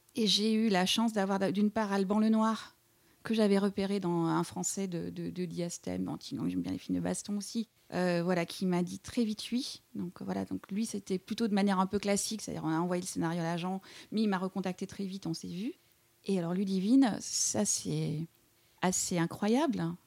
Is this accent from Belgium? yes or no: yes; East Cantons, near Eupen, Wallonia, Belgium; moved away as an adult; also born or lived in Liège, Belgium / Montreal, Canada / Paris, France; j'ai grandi euh, tout à l'est de la Belgique, voilà, dans une région qu'on appelle les cantons de l'Est ou la Belgique germanophone, tout près d'Eupen